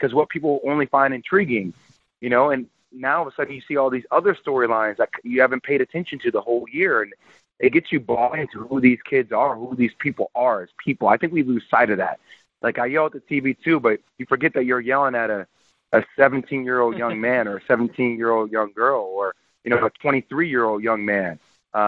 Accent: New Jersey, United States; I'm from Jersey

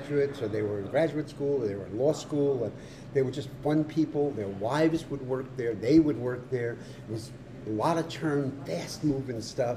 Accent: Rockville Centre, New York, United States; moved away; I was born in Rockville Center, Oceanside, Long Island, which is a town about 25 miles outside of New York City, on the south shore of Long Island. And I was raised there

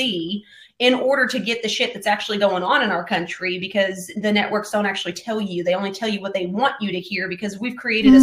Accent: Florida, United States; now in Tennessee, United States; I was born in Florida. I'm in Tennessee, so I am from the South.

